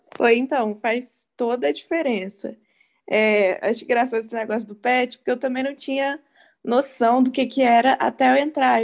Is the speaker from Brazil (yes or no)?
yes; Juiz de Fora, Minas Gerais, Brazil; sou de Juiz de Fora